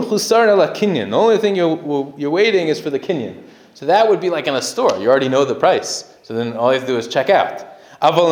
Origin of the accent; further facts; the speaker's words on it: United States; I grew up in America